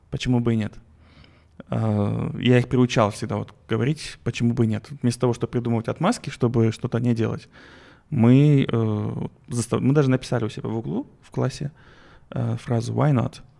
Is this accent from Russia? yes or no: no; Kazakhstan; мы из Казахстана, это, мы хотим да, к вам это, приехать.